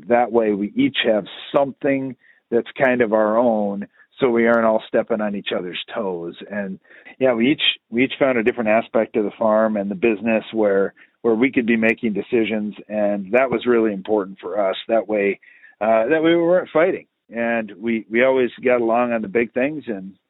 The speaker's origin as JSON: {"language": "English", "region": "Iowa", "country": "United States", "tie": "born or raised there", "said": "growing up in North Central Iowa, tillage and rainfall were the answers for a lot of things."}